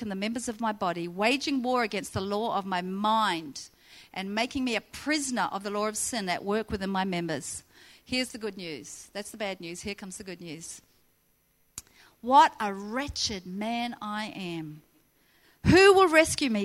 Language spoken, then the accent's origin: English; New Zealand; moved away as an adult; now in Central Coast, Australia; I moved from New Zealand when I was 19 with my boyfriend